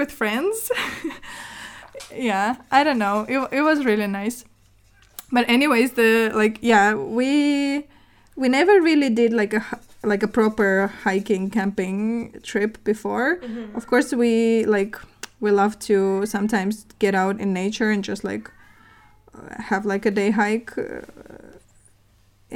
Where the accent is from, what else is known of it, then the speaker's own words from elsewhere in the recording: Murmansk, Murmansk Oblast, Russia; moved away; I am originally from the north of Russia. It's basically like, I'm from Murmansk